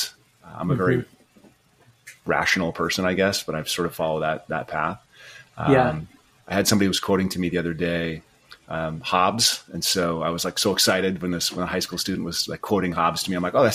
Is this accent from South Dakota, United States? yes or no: yes; Rapid City, South Dakota, United States; moved away as an adult; also born or lived in Montana; I was raised in Rapid City, South Dakota.